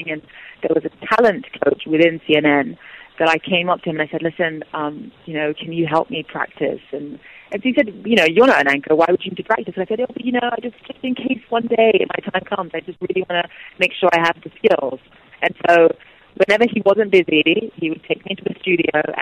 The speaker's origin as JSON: {"language": "English", "country": "Nigeria", "said": "because as a Nigerian, I want to get out the positive stories"}